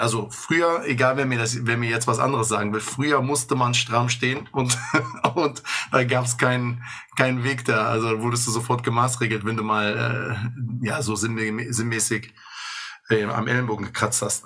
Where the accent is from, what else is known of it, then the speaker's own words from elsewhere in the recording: Bonn, North Rhine-Westphalia, Germany; ich komme aus Godesberg